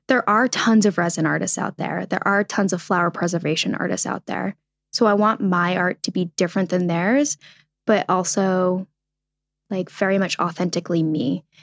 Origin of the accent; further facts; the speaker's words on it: New England, United States; I grew up in New England